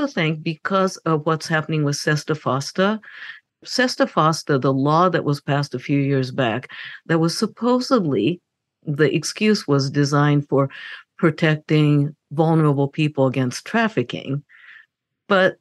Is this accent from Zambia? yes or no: no; Japan; moved away; I grew up in Japan